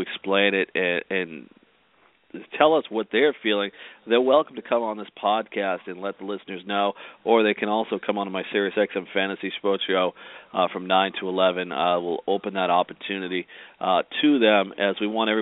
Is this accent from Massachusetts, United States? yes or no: yes; Massachusetts, United States; I'm from Massachusetts.